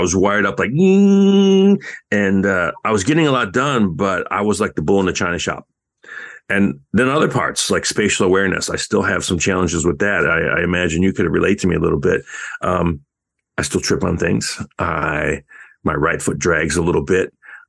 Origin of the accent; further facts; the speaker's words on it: Canada; I'm a, you know, I'm Canadian